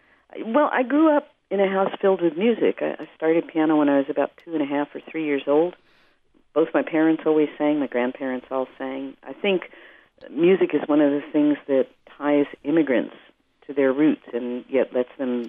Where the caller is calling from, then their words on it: Nashville, Tennessee, United States; I'm actually in Nashville. I'm home for 36 hours.